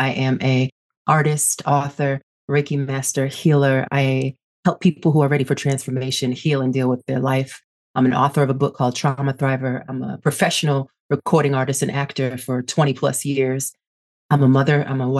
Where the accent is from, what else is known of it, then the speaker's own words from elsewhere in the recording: Boston, Massachusetts, United States; born there; also born or lived in Brooklyn, New York; now in Pasadena, United States; Born in Boston. And then I moved to New York and I lived all over Brooklyn.